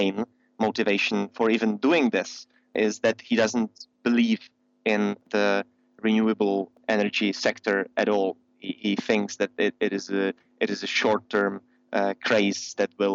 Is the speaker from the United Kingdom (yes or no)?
no; Czechia; I'm from the Czech Republic, working with Friends of the Earth Czech Republic